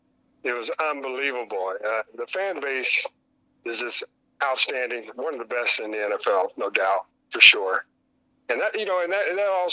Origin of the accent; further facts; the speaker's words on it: Missouri, United States; moved away as an adult; now in Cleveland, United States; I'm from Missouri